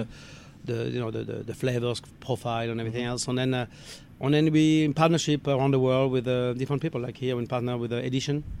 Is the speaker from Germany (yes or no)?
no; Alsace, Grand Est, France; moved away; I'm from France, uh, northeast part of France in Alsace.